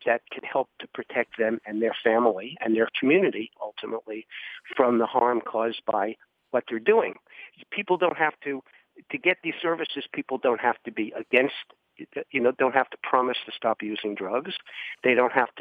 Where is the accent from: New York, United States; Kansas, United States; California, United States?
New York, United States; New York City; moved away as an adult; also born or lived in Washington, D.C. / Crown Point, New Mexico; I grew up in New York City